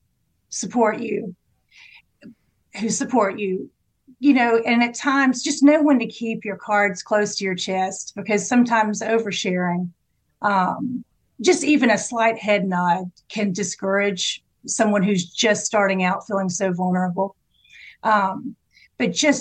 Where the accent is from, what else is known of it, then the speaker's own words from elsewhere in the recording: South Georgia, United States; I grew up in South Georgia.